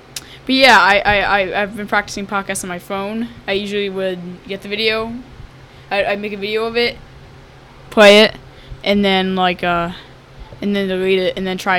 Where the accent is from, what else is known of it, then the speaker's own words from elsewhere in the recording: Newfield, United States; I'm from Newfield.